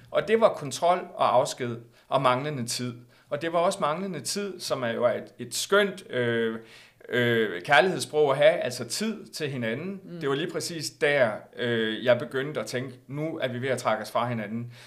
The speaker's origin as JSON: {"language": "Danish", "town": "Aarhus", "region": "Central Denmark Region", "country": "Denmark", "moved": "yes", "said": "jeg valgte jo så at flytte på det tidspunkt øh, her, altså til Jylland, til Aarhus, mm. hvor jeg kommer fra oprindeligt"}